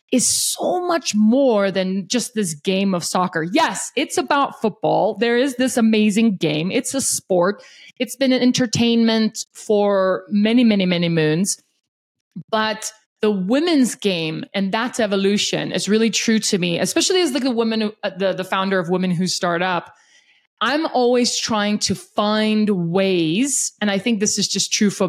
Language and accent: English; South Africa; now in Denver, United States; I was born and raised in South Africa